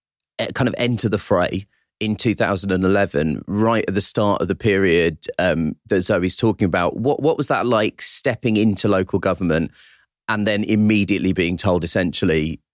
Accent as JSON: {"language": "English", "town": "Croydon", "region": "London", "country": "United Kingdom", "tie": "born or raised there", "said": "my hometown of Croydon"}